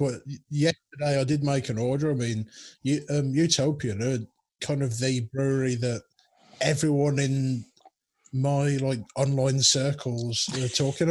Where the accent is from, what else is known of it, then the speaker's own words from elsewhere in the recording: Black Country, West Midlands, United Kingdom; I'm from the Black Country, so all my vowels are all over the place.